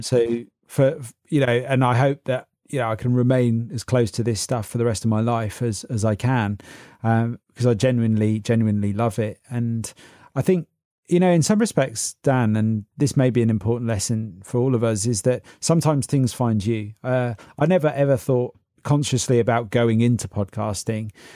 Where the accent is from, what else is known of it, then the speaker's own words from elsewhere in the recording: Oxford, South East England, United Kingdom; also born or lived in Berlin, Germany / London; I grew up around Oxford